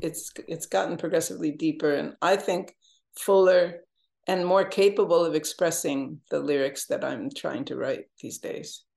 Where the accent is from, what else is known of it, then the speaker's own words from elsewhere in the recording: Jamestown, New York, United States; moved away as an adult; I went back to Jamestown, my hometown, to work with the guys.